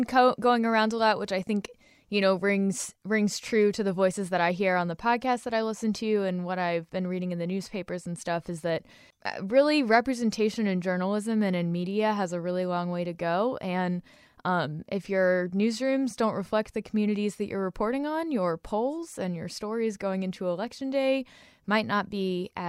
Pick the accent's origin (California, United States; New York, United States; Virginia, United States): Virginia, United States; Fluvanna County; I talk about Fluvanna County all the time. I grew up in Fluvanna County.